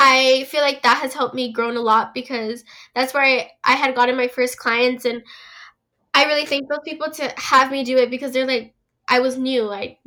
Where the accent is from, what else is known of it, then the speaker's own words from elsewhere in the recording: California, United States; I'm 17 years old. I'm from California.